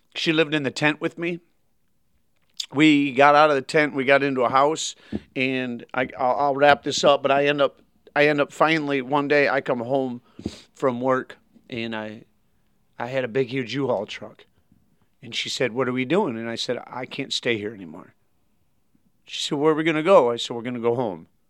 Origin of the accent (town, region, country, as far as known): Grand Blanc, Michigan, United States; born or raised there; also born or lived in Flint, Michigan; now in Kentucky, United States